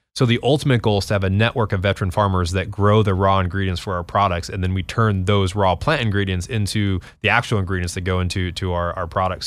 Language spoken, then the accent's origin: English; New Mexico, United States; growing up in New Mexico